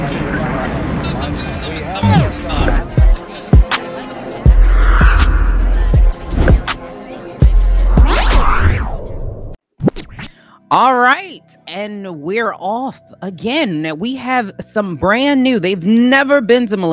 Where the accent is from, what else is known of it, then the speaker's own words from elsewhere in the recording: Baltimore, Maryland, United States; I'm from Baltimore